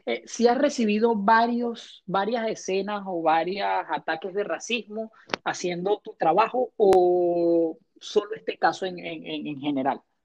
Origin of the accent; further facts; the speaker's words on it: Caracas, Capital District, Venezuela; en Caracas, de donde vengo yo